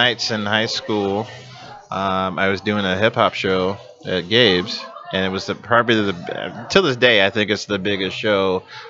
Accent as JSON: {"language": "English", "town": "Iowa City", "region": "Iowa", "country": "United States", "tie": "born or raised there", "said": "as I was growing up in Iowa City"}